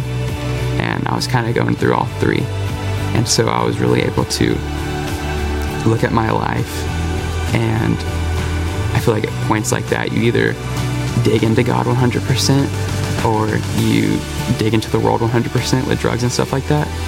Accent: West Virginia, United States; I grew up in West Virginia

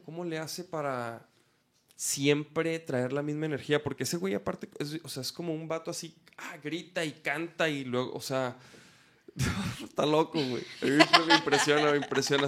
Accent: Chihuahua, Mexico; moved away as an adult; now in Guadalajara, Mexico; yo soy de Chihuahua

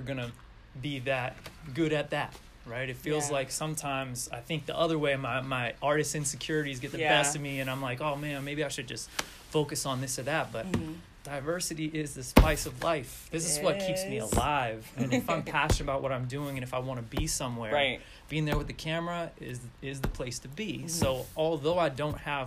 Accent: Oakland, California, United States; also born or lived in Davis, California / San Francisco, California; Born and raised in Oakland, California.

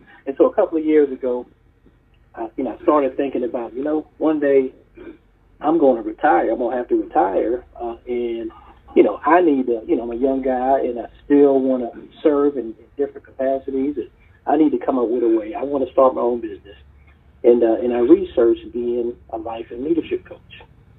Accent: Charleston, South Carolina, United States; also born or lived in Harlem, New York, United States; I was born in Harlem, New York, and lived there until I was about 10. Then I moved to Charleston, South Carolina with my family, went to college.

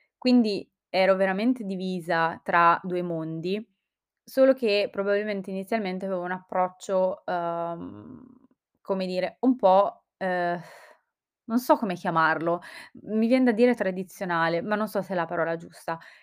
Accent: Calabria, Italy; moved away as an adult; also born or lived in Milan; io sono calabrese e ho fatto il liceo e tutte le scuole giù in Calabria. Dopodiché mi sono trasferita a Milano

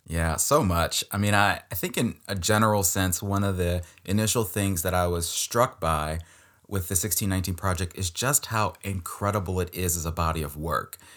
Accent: Maryland, United States; I'm from Maryland, like, this is my home state

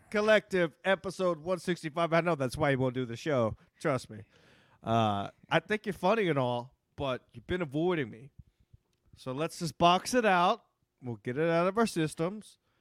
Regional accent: Texas, United States; moved away; I'm from Texas too

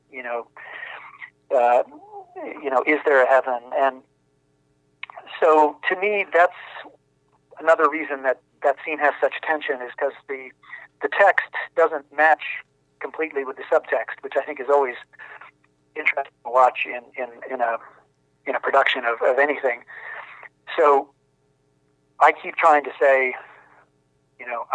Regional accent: Ohio, United States; moved away; I grew up in Amish country on a farm in Ohio

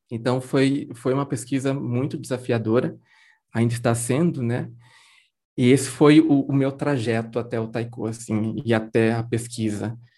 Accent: Garça, São Paulo, Brazil; eu nasci e cresci em Garça, né, no interior de São Paulo

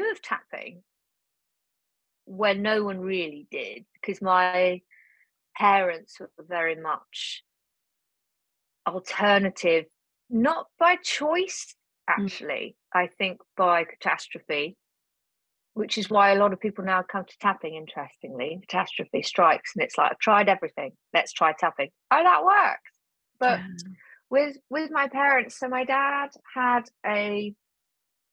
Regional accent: Cornwall, South West England, United Kingdom; moved away as an adult; I was brought up in Cornwall

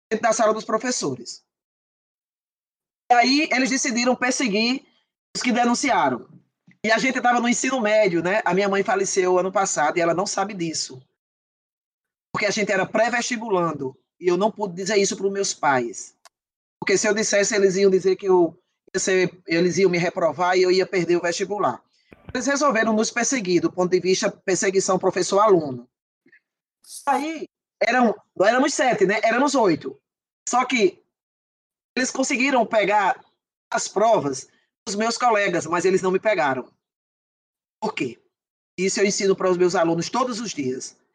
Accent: Northeast Region, Brazil; eles têm uma, uma ideia de que nós que somos do Nordeste, nós não temos cérebro e que nós não temos sinapses, nós não podemos ter

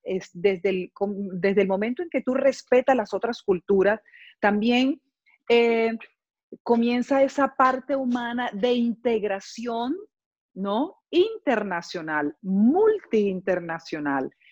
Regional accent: Barranquilla, Atlántico, Colombia; moved away as an adult; now in Cologne, Germany; soy de Colombia, de la ciudad de Barranquilla

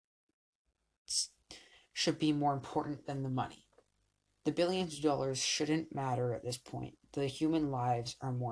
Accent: Canada; I'm Canadian

